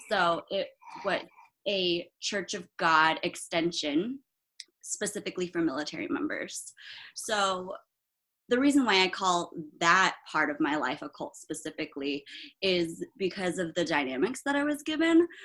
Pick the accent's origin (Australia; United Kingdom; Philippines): Philippines; also born or lived in Germany; I'm Filipino, so there's that whole uh, like Asian parent aspect.